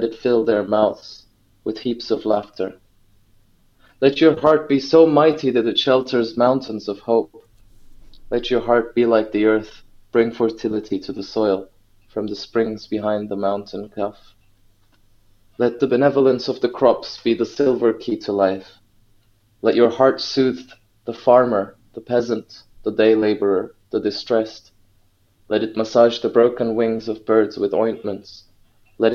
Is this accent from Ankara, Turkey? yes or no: yes; Ankara, Turkey; moved away as an adult; I grew up in Ankara. I was born there in the capital of Turkey.